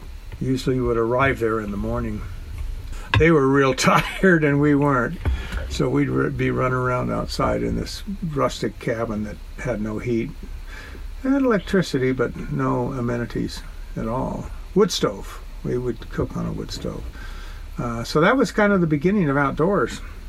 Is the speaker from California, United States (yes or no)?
yes; Los Angeles, California, United States; I grew up in Southern California, Sherman Oaks, which was a nice medium community of people. Yeah, we're all average middle class. There was even some middle lower class people